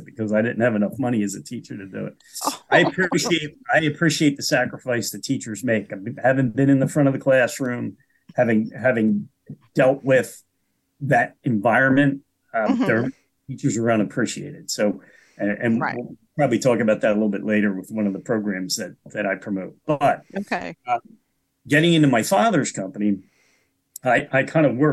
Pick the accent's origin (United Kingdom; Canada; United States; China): United States; Delaware County, Pennsylvania; also born or lived in Chester County, Pennsylvania; I was born and raised in Delaware County, Delco, as we call it. And I currently live in Chester County